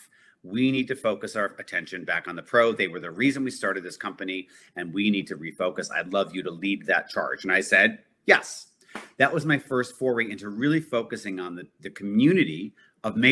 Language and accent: English; Connecticut, United States; moved away as an adult; also born or lived in New York; I grew up in Connecticut, in New York constantly.